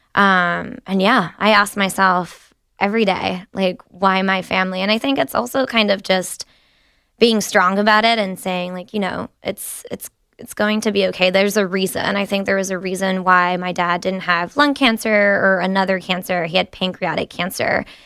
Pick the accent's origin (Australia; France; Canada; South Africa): France; now in United States; I was born and raised in France